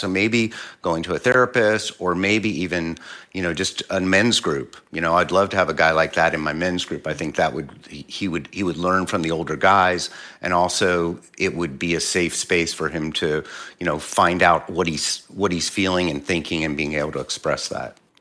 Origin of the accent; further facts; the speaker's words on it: Philadelphia, Pennsylvania, United States; I'm, I'm originally from Philly.